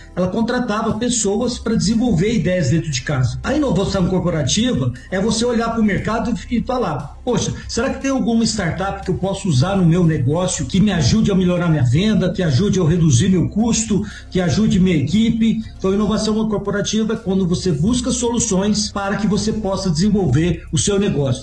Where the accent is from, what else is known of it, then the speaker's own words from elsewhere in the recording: Minas Gerais, Brazil; sendo mineiro, a gente come quieto